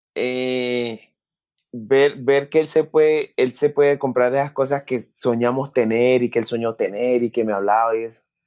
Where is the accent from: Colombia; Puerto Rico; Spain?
Colombia; Pacific region; accent: Pacific; also born or lived in Cali; la gente de mi tierra, de la gente del Pacífico, las cosas que hablaban, porque me identifico con, con el acento